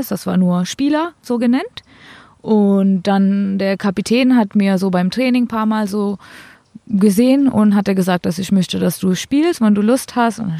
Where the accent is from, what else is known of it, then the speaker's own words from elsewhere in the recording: India; now in Germany; Ich darf nochmal, falls ich jetzt in Indien spielen will und gut genug bin, ähm, darf ich zurückwechseln.